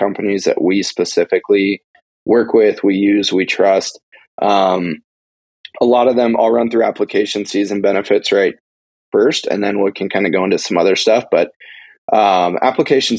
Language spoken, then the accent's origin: English; Montana, United States; I was born and raised in Montana. I still live in Montana. I've never lived in any other state.